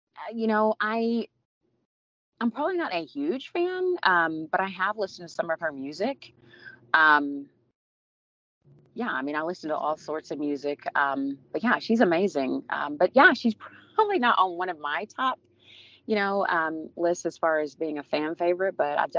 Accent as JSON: {"language": "English", "region": "Arkansas", "country": "United States", "tie": "born or raised there", "said": "What I enjoy most, just community, having my, you know, my family, most of my family was there and is there in Arkansas."}